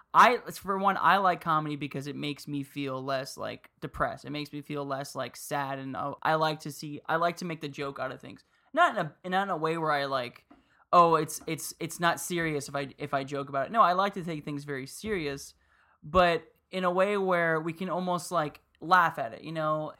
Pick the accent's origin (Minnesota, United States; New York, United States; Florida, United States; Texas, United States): Florida, United States; Miami; I grew up in Miami